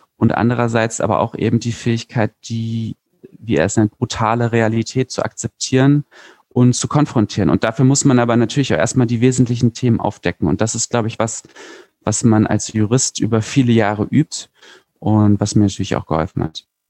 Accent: Berlin, Germany; Ich komme aus Berlin

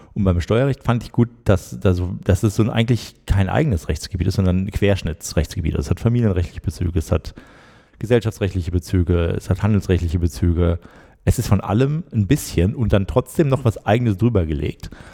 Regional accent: Schwerte, North Rhine-Westphalia, Germany; moved away as an adult; also born or lived in Bonn; ich komme aus der Nähe von Dortmund, aus Schwerte.

